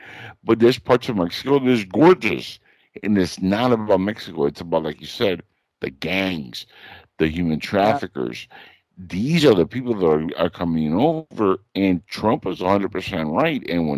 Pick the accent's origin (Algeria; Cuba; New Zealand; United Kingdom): Cuba; now in Florida, United States; even though I was born in Cuba. My family, my mother, my half-brother, myself, got into the country in 1980 during the Mariel boat lift.